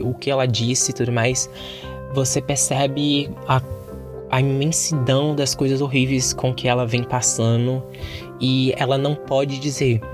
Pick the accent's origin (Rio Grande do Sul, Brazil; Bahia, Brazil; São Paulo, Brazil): Bahia, Brazil; eu sou baiano. Eu sou aqui do Nordeste